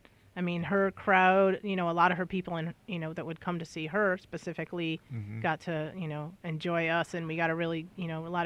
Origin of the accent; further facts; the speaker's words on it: Ansonia, Connecticut, United States; also born or lived in Plainville, Connecticut / Bristol, Connecticut / New Britain, Connecticut; I'm originally from Aunt Sonia.